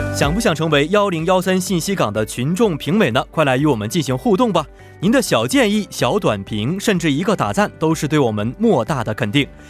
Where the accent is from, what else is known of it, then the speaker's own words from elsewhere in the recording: Wenzhou, Zhejiang, China; 我的故乡温州